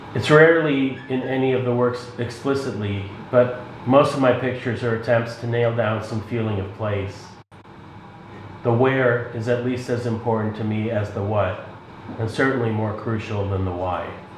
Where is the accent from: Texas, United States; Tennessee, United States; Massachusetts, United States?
Massachusetts, United States; Boston; also born or lived in Moscow, Russia; now in Chicago, United States; my family and I lived in the Boston area, uh, and before that, uh, we came from the Soviet Union when I was seven in 1978